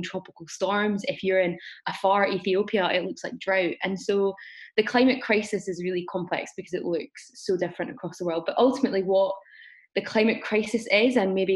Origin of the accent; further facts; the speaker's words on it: Glasgow, Scotland, United Kingdom; I am from Glasgow